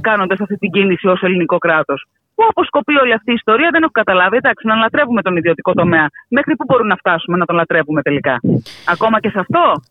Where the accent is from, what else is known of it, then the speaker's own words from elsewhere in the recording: Cyclades, South Aegean, Greece; ω κυκλαδίτησα και ω μαξιότησα